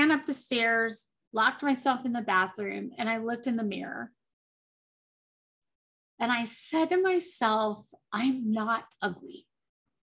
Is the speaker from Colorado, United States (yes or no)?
yes; Colorado, United States; I grew up in Colorado. I still live in Colorado